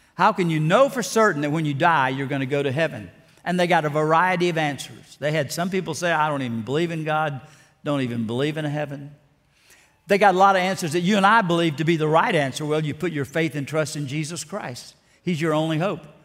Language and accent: English; South Alabama, United States; born or raised there; also born or lived in Ruston, Louisiana